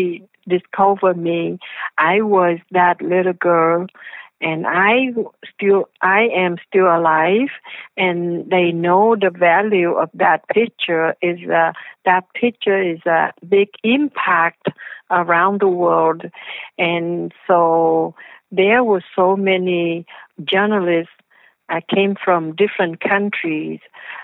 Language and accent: English; the South, United States; I came from the South, right?